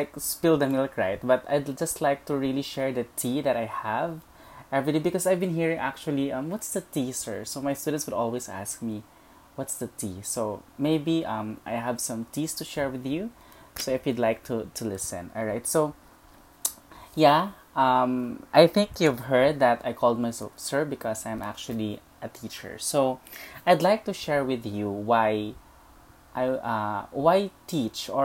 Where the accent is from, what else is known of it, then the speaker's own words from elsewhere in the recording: Leyte, Eastern Visayas, Philippines; I was born and raised in Leyte